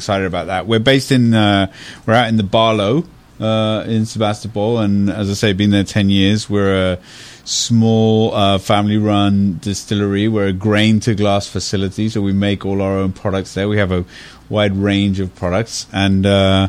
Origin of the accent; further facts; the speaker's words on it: United Kingdom; now in United States; I was brought up in Britain